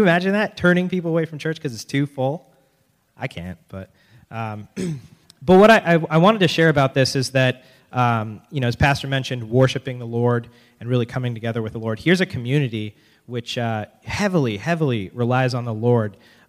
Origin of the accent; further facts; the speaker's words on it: Biddeford, Maine, United States; And we're from Biddeford. We're the token out-of-staters, so, or out-of-towners, I guess.